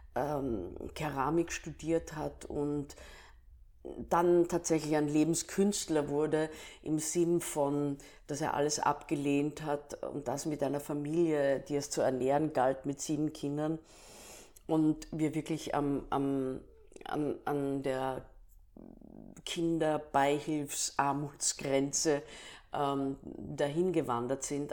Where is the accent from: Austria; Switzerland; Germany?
Austria; Staatz, Lower Austria; also born or lived in Klagenfurt, Austria; Staatser Klippe ist eine Ruine und da bin ich aufgewachsen